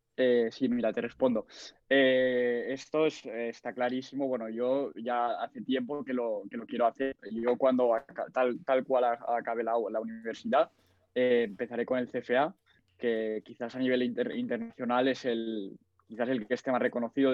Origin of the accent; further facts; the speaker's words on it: Barcelona, Catalonia, Spain; tengo 20 años, a punto de hacer 21, soy de Barcelona